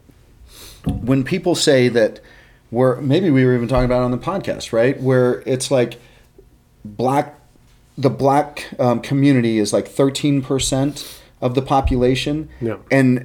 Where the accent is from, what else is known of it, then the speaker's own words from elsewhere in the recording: Texas, United States; I'm from Texas, right? I mean, that's where I'm from.